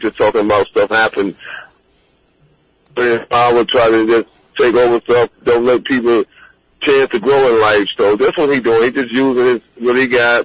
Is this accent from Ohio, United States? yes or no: yes; Cleveland, Ohio, United States; also born or lived in the South; I was from Cleveland